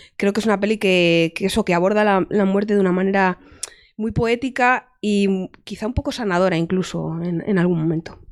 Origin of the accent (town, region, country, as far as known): Toledo, Castilla-La Mancha, Spain